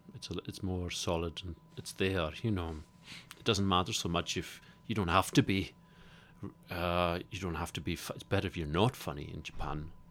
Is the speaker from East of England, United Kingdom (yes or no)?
no; Isle of Lewis, Scotland, United Kingdom; I come from the Isle of Lewis